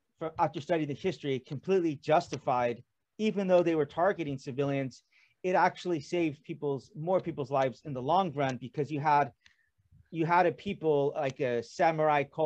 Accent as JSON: {"language": "English", "region": "California", "country": "United States", "moved": "as an adult", "lives_now": "South Korea", "said": "I'm from California"}